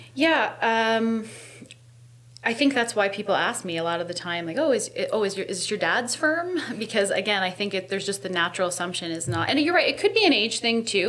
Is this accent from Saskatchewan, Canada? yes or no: no; Hamilton, Ontario, Canada; I grew up in East End Hamilton